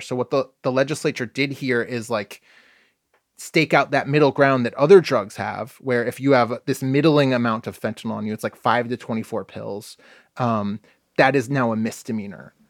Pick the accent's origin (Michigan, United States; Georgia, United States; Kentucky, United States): Michigan, United States; now in Oregon, United States; I grew up in Michigan.